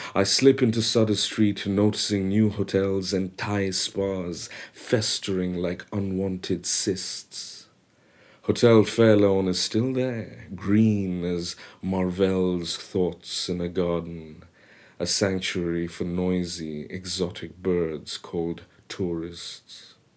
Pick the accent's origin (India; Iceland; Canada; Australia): India; Mumbai, Maharashtra; first language Bengali; English is a second language; moved away as an adult; also born or lived in Kolkata, India / United States; now in London, United Kingdom; I spent the next years, eight years in Bombay